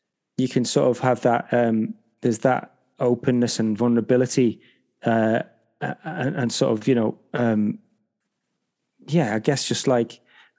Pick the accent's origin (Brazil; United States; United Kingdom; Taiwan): United Kingdom; Liverpool, North West England; I grew up in a town in Liverpool in the UK called Highton